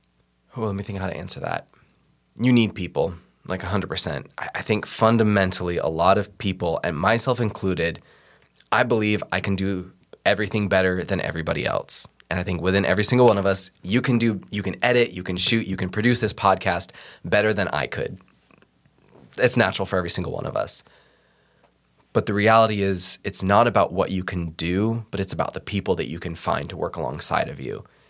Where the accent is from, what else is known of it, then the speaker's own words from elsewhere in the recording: West Coast, United States; I'm also from the West Coast and I love the mountains.